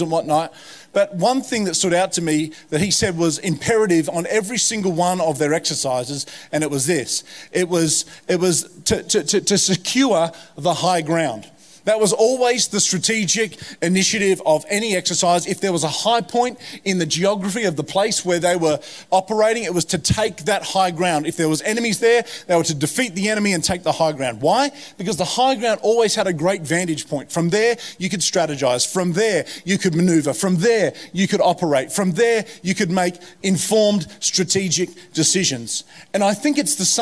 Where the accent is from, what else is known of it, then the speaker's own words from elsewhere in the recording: Hawkesbury, New South Wales, Australia; moved away as an adult; also born or lived in United States; growing up in the Hawkesbury where I grew up